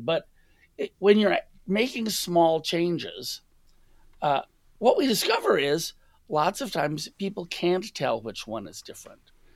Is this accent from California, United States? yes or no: yes; Los Angeles, California, United States; I grew up in the United States, and my first pizza was a chain pizza from Shakey's in L